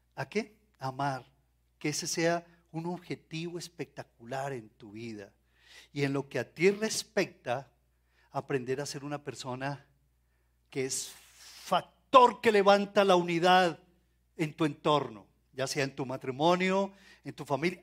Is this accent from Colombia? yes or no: yes; Colombia; como colombianos